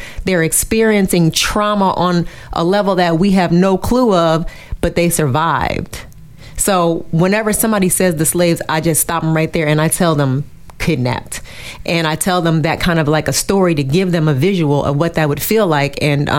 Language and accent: English; Far North, Cameroon; And so I'm from the Mafa people. The Mafa people are from the extreme north.